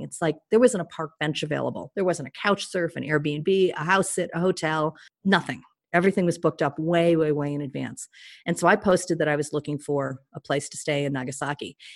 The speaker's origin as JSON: {"language": "English", "country": "United States", "said": "I was very welcomed as an American"}